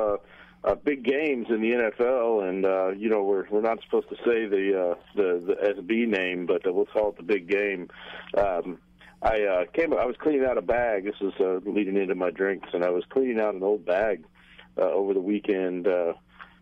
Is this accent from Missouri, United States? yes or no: yes; Kansas City, Missouri, United States; my hometown team, the Chiefs